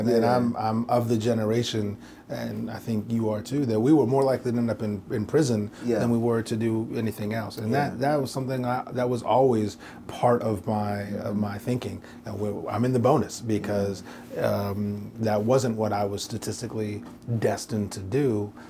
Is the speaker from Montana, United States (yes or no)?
no; New York, United States; I came from New York, and so in an urban environment, that was a little different.